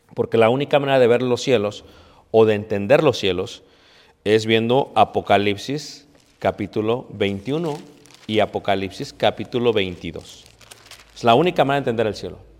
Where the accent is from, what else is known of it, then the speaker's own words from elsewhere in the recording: Mexico; now in Elgin, United States; Yo soy mexicano.